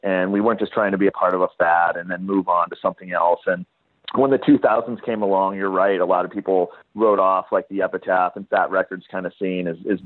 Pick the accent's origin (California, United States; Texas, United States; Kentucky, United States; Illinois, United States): California, United States; Southern; growing up in Southern California